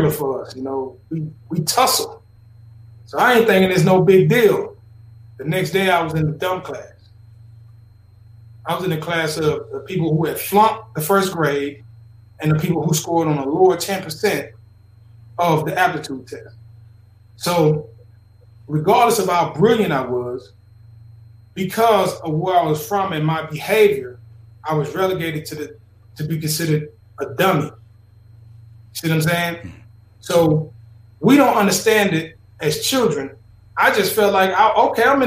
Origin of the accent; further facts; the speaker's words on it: Philadelphia, Mississippi, United States; I grew up in Philadelphia, Mississippi